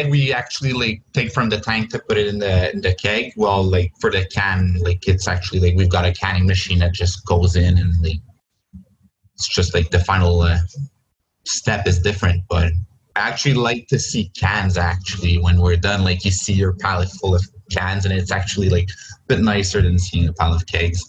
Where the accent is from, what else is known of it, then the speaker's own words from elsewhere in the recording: Joliet, Illinois, United States; But then I come from Joliet, so L'Interlude, now known as L'Albion, like was one of the spots where I actually like went and got my first beers.